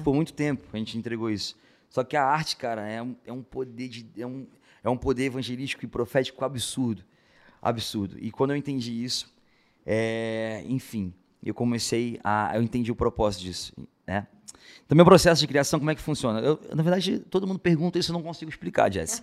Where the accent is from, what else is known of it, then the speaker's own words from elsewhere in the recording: Rio de Janeiro, Brazil; accent: carioca; eu trago também a, a, cultura do Rio de Janeiro, meu sotaque bem carioca